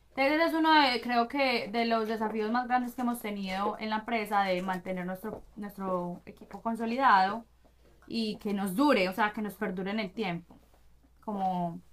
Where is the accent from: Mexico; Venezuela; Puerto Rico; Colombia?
Colombia; Medellín, Antioquia; moved away as an adult; also born or lived in London / Brazil; now in Miami, United States; nací crecí en Medellín estudié negocios internacionales en EAFIT